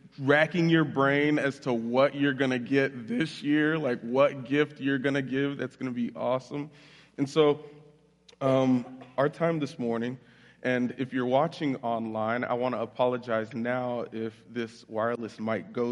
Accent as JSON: {"language": "English", "region": "Florida", "country": "United States", "tie": "born or raised there", "also_born_or_lived": "Bridgeport, Connecticut", "moved": "as an adult", "lives_now": "Jackson, United States", "said": "I was raised down in Florida, so if you hear an accent while I'm speaking, that's why"}